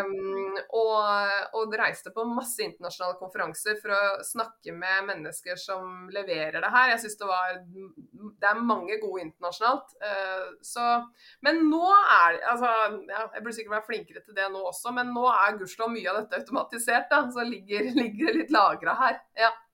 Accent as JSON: {"language": "Norwegian", "town": "Kongsvinger", "region": "Innlandet", "country": "Norway", "moved": "yes", "lives_now": "Oslo, Norway", "said": "Jeg kommer opprinnelig fra Kongsvinger. Men jeg har bodd nå i Oslo de siste 20 årene"}